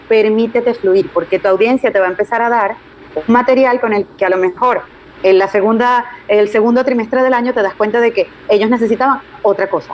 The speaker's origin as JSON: {"language": "Spanish", "town": "Caracas", "region": "Capital District", "country": "Venezuela", "tie": "born or raised there", "also_born_or_lived": "Puerto Rico / Spain", "moved": "as an adult", "said": "mi ciudad natal, en Caracas"}